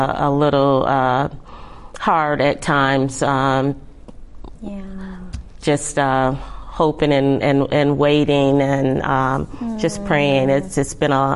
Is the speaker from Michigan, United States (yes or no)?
yes; Michigan, United States; now in California, United States; I'm not originally from California. I'm from Michigan. And so I had a church that I was going to occasionally back home